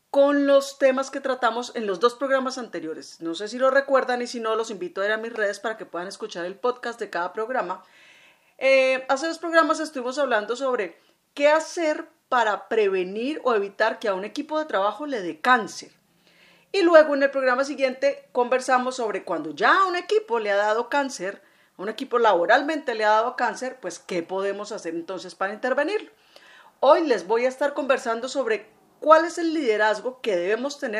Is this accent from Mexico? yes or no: no; Colombia; como digo yo aquí en mi tierra, ya en Estico. Bueno, aquí en Colombia es muy tradicional en diciembre buñuelos y natillas